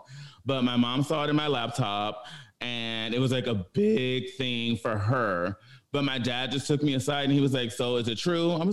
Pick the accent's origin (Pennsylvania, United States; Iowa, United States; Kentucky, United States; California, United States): California, United States; Pomona; also born or lived in Inglewood, California; I grew up in Pomona